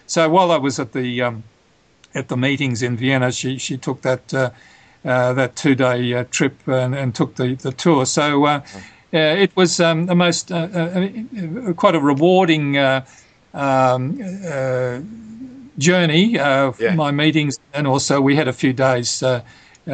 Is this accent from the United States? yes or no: no; Australia; as an Australian